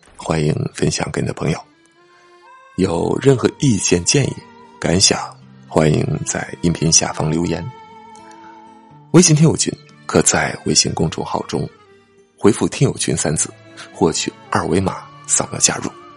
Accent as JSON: {"language": "Chinese", "country": "China", "said": "我们中国人"}